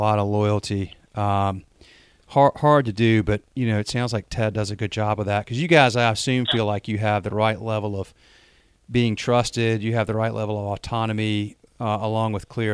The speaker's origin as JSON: {"language": "English", "region": "North Carolina", "country": "United States", "said": "I'm from North Carolina, as you can probably tell by the accent"}